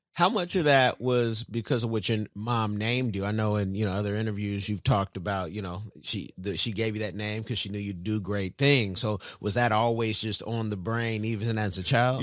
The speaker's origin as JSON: {"language": "English", "town": "Oakland", "region": "California", "country": "United States", "said": "I'm from Oakland."}